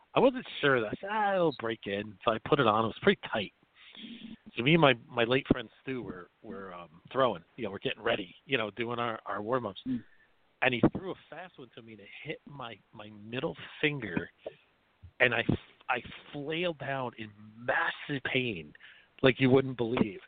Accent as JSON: {"language": "English", "town": "South River", "region": "New Jersey", "country": "United States", "tie": "born or raised there", "said": "in South River, my hometown"}